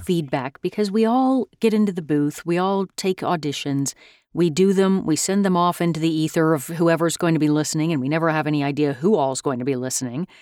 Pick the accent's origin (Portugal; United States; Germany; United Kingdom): United States; as an American